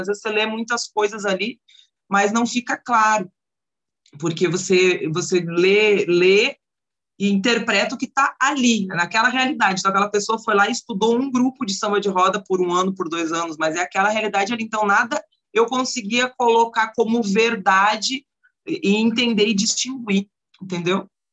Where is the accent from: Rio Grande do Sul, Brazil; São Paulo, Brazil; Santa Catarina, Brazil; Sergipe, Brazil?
Rio Grande do Sul, Brazil; also born or lived in Porto Alegre; now in Curitiba, Brazil; Aqui dentro de Curitiba e até mesmo no Rio Grande do Sul, onde eu nasci